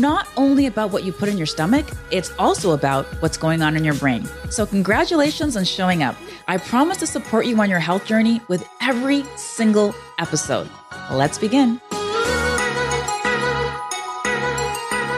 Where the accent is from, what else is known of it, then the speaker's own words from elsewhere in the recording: Toronto, Ontario, Canada; my hometown of Toronto